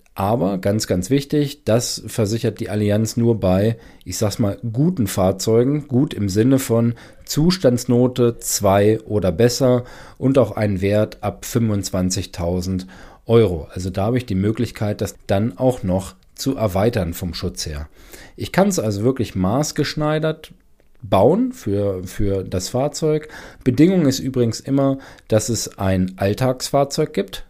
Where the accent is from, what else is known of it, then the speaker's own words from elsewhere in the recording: Germany; bei uns in Deutschland